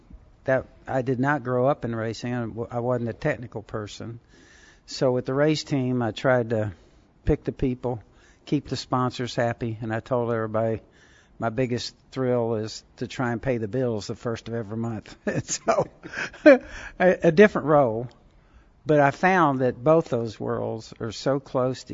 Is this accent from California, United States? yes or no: yes; Southern California, United States; when I was a teenager growing up in Southern California